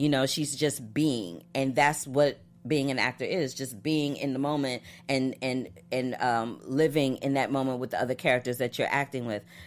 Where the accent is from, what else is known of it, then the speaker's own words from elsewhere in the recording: St. Louis, Missouri, United States; moved away; in Saint Louis, Missouri